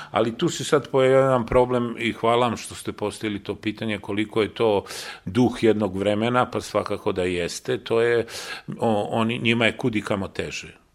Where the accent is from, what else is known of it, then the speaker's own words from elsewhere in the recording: Belgrade, Serbia; Ja sam zaista kao dete došao na Novi Beograd, dečačić, sa 7-8 godina došao na Novi Beograd, a Novi Beograd je tad bilo jedna beskrajno prazna pusta, površna